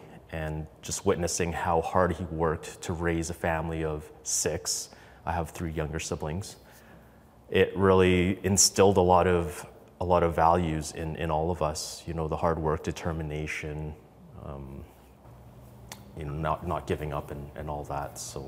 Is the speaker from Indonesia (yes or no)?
yes; Indonesia; born there; I am an immigrant. I was born in Indonesia in a refugee camp on an island. And it's an interesting, fascinating story. My parents grew up in Vietnam. Our heritage were actually Chinese.